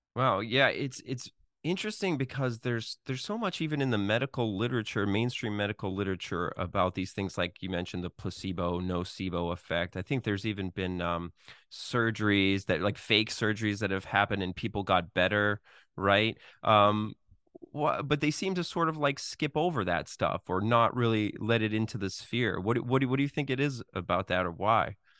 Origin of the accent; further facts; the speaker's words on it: Boston, Massachusetts, United States; Boston. That's my hometown